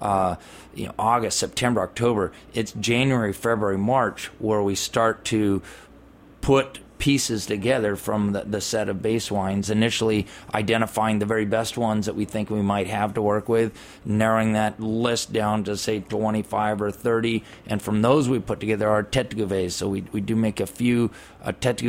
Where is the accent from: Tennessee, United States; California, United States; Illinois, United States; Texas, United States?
California, United States; I'm from California.